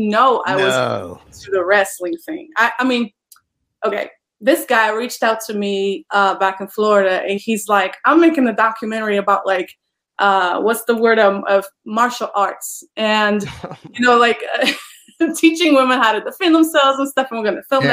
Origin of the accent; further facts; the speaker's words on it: Poland; moved away as an adult; now in United States; I am originally from Poland, and I immigrated to the United States in 2017.